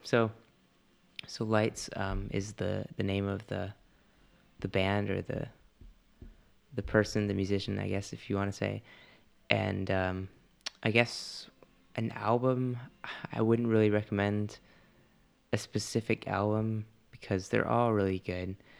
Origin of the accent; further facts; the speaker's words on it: Canada; I'm Canadian